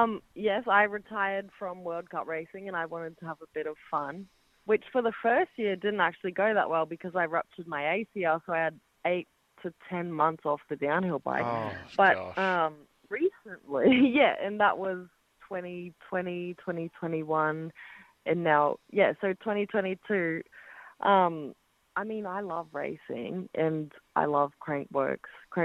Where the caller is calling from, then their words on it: Cairns, Queensland, Australia; Cairns, Australia.